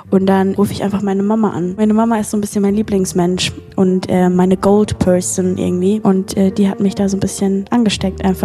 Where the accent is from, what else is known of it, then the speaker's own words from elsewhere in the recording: Mannheim, Baden-Württemberg, Germany; aus Mannheim.